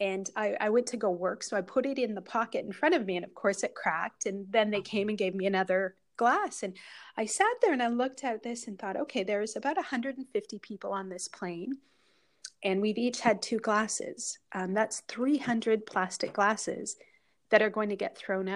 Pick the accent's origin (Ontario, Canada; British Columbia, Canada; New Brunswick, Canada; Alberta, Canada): Alberta, Canada; Northern; I'm originally from a part of Canada, which is very far north. So Northern Alberta. And about 8 years ago, my hometown burnt to the ground